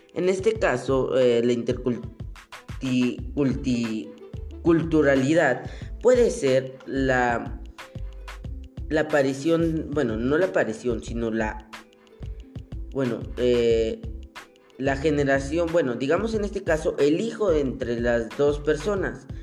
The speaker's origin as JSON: {"language": "Spanish", "country": "Mexico", "said": "nosotros como mexicanos"}